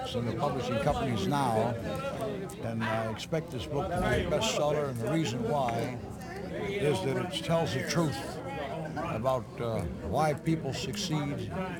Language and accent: English; Braddock, Pennsylvania, United States; I'm from Braddock.